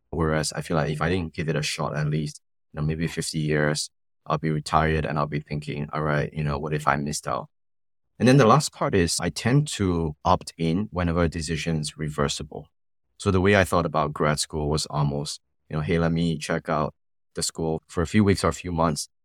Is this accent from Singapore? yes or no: yes; Singapore; growing up in Singapore